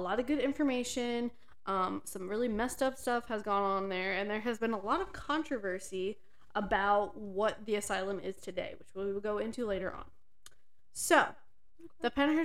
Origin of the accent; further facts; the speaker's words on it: Pennsylvania, United States; we are from Pennsylvania